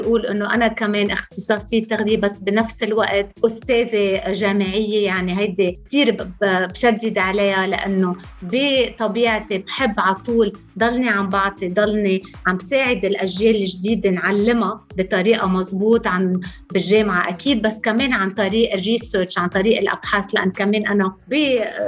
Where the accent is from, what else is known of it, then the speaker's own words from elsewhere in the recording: Lebanon; انا انا لبنانيه